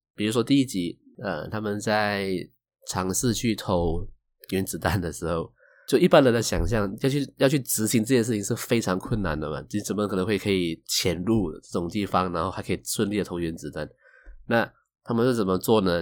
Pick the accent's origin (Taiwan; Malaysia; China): Malaysia; 我是来自马来西亚的九零后上班族